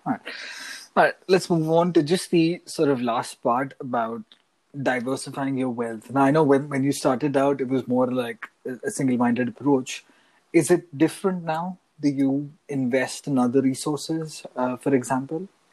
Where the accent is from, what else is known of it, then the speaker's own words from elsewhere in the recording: Mumbai, Maharashtra, India; now in Canada; NYC reminds me a lot of home. I come from Mumbai, which is another big city